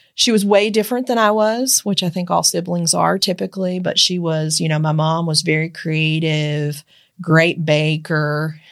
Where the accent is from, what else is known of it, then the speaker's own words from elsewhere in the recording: Eastern Kentucky, United States; moved away; also born or lived in Georgetown, Kentucky; I grew up in Eastern Kentucky